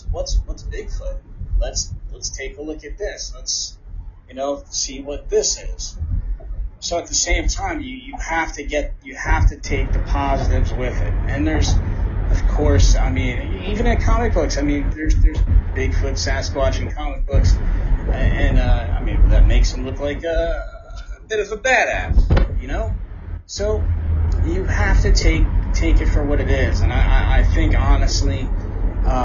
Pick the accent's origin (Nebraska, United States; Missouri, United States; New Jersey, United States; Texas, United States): New Jersey, United States; growing up in Jersey, we had the New Jersey Devil.